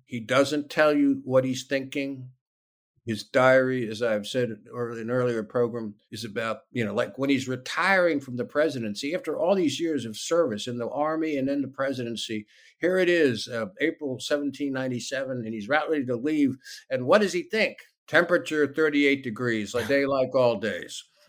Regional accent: Alexandria, Virginia, United States; I was born and raised in Alexandria, Virginia

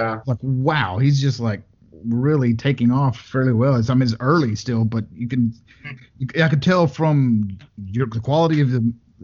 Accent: West Texas near Lubbock, United States; I grew up out in West Texas near Lubbock

